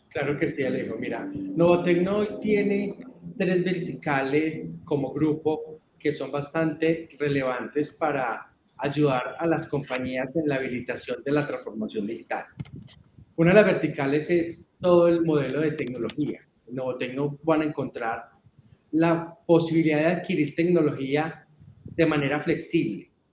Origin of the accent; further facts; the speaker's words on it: Urrao, Antioquia, Colombia; soy una persona eh, que nació en un municipio de, Antioquia que se llama Urrao